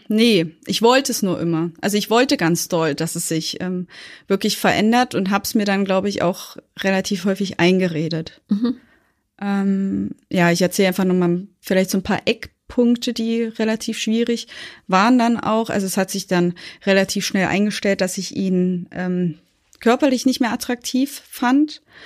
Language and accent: German; Thuringia, Germany; now in Berlin, Germany; wir sind dann nach Berlin umgesiedelt, wir kommen eigentlich aus Thüringen